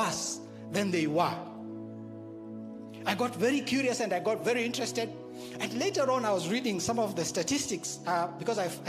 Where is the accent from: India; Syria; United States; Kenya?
Kenya; I grew up in the Harambe system